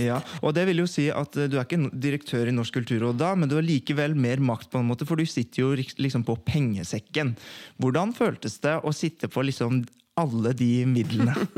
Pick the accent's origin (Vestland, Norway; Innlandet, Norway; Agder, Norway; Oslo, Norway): Oslo, Norway; jeg vokste opp på Oppsal